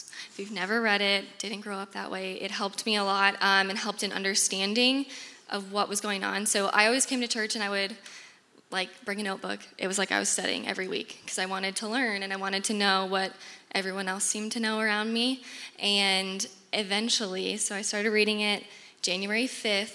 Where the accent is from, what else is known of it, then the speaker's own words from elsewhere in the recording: Des Moines, Iowa, United States; I'm from Des Moines, born and raised